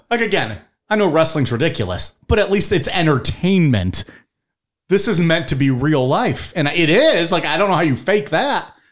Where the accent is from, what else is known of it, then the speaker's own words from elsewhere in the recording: United States; I'm American